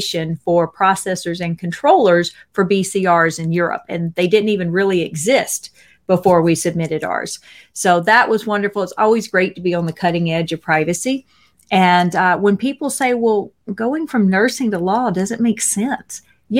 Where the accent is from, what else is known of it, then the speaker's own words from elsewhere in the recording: Mississippi, United States; I'm from Mississippi.